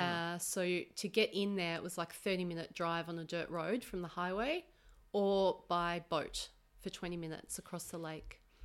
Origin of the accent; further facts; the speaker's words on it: Melbourne, Victoria, Australia; I'm from Melbourne.